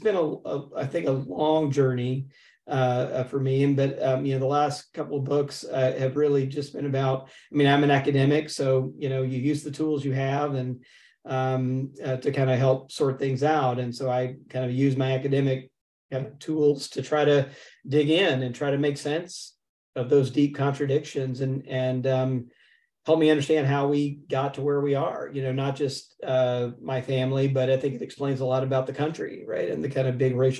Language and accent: English; Jackson, Mississippi, United States; I grew up in Jackson, Mississippi for the most part, but my people, you know, as we say in the South, are from Middle Georgia